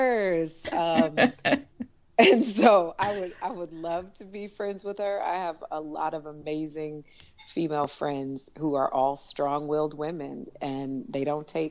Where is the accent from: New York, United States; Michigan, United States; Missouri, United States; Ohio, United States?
Michigan, United States; Detroit; moved away; also born or lived in Washington, D.C.; I grew up in Detroit. I went to school in D.C.